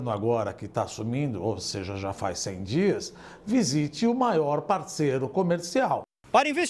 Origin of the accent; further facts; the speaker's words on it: Brazil; Eu sou brasileiro, eu quero fazer negócios em benefício do Brasil